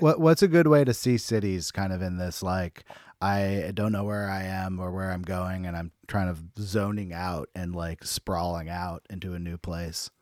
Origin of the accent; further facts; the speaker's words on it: Bay Area, California, United States; I'm from the Bay Area